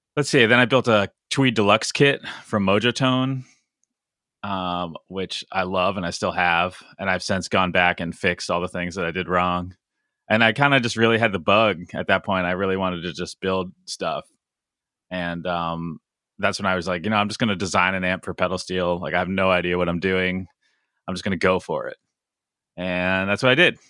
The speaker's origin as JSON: {"language": "English", "region": "Connecticut", "country": "United States", "tie": "born or raised there", "said": "I grew up in Connecticut"}